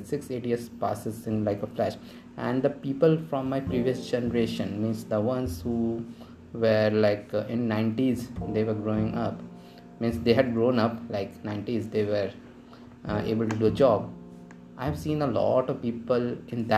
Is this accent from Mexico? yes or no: no; Bhopal, Madhya Pradesh, India; In my hometown of Bhopal, kids start preparing for IIT from class 9th